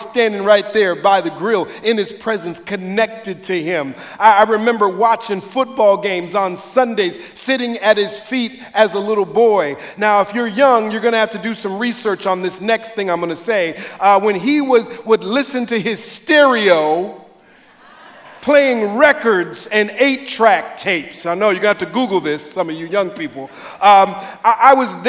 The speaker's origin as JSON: {"language": "English", "town": "Minneapolis", "region": "Minnesota", "country": "United States", "tie": "born or raised there", "moved": "yes", "lives_now": "Sacramento, United States", "said": "I used to watch Emmanuel on TV growing up as a kid in the Twin Cities. I'm originally from here"}